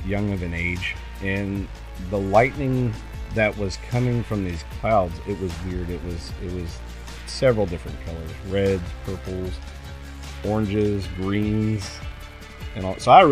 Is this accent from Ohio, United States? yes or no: yes; Cincinnati, Ohio, United States; now in Pekin, United States; I grew up in Ohio. I was born in Cincinnati